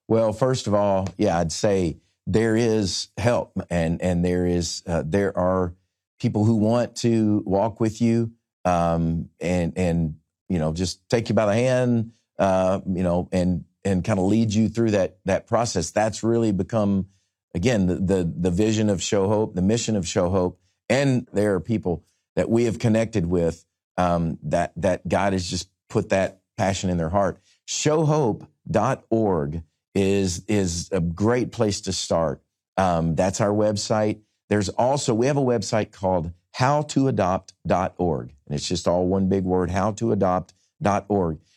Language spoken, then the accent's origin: English; Nashville, Tennessee, United States; my hometown here in Nashville